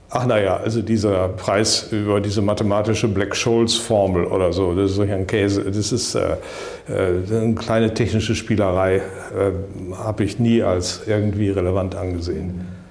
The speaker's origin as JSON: {"language": "German", "country": "Germany", "said": "wir sind aus Deutschland"}